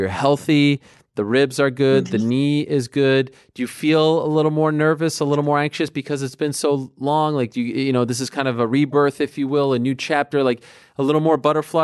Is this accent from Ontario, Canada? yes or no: no; Montreal, Quebec, Canada; moved away; I'm from Montreal